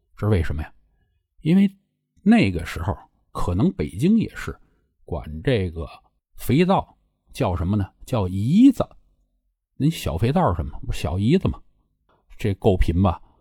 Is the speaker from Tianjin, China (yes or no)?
yes; Tianjin, China; 我从小在天津长大